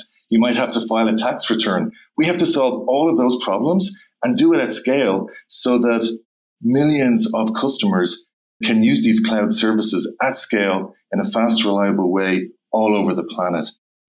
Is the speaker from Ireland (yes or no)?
yes; Dublin, Leinster, Ireland; In Dublin, Ireland.